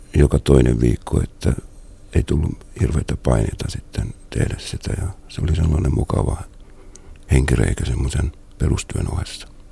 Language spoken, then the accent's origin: Finnish; Salo, Southwest Finland, Finland; now in Central Finland, Finland; olen kotoisin Muuralasta, joka nykyään on Salon kaupunki